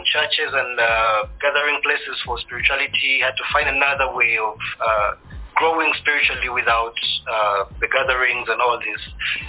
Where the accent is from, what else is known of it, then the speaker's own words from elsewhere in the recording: Uganda; also born or lived in Kenya / Tanzania; now in Rwanda; I was born in Uganda, born a refugee, because I'm Rwandan. I grew up in Uganda and all these other different parts of East Africa, namely Kenya, Tanzania.